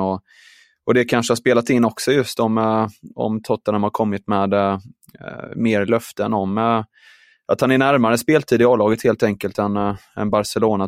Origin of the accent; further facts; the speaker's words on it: Sweden; som svensk